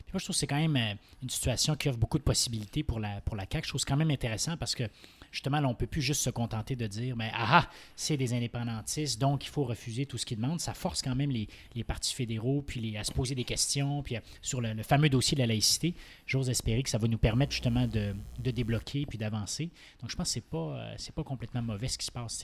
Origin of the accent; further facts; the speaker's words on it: Saint-Hyacinthe, Quebec, Canada; also born or lived in Montreal / England; now in Quebec City, Canada; je suis né à Montréal, mais j'ai grandi euh, à Saint-Hyacinthe. Toute mon adolescence, à Rive-Sud.